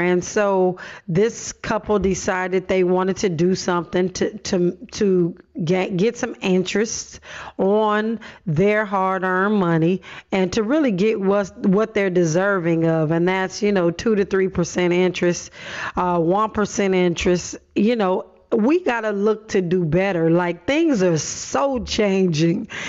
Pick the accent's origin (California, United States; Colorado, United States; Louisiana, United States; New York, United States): California, United States; Los Angeles; I grew up in Watts, but was bused to the San Fernando Valley